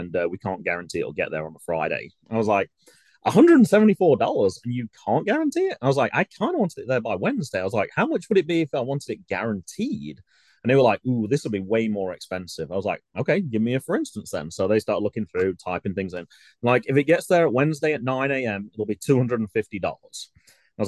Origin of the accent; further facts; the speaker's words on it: England, United Kingdom; now in Ohio, United States; I mentioned I was from England.